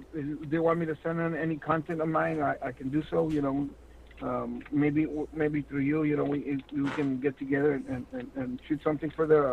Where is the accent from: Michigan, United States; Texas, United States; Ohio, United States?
Texas, United States; Laredo; I'll be here in my hometown as well. In Laredo